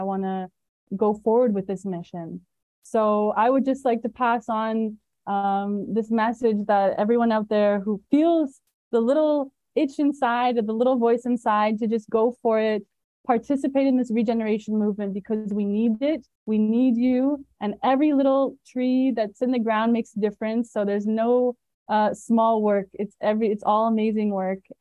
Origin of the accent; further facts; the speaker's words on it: Canada; I'm Canadian